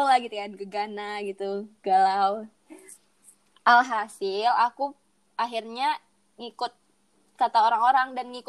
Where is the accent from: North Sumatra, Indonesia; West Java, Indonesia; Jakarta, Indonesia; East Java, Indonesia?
North Sumatra, Indonesia; Medan; kebetulan aku pilih pilihan keduanya kan di di kota di kota aku sendiri gitu kan di Medan di USU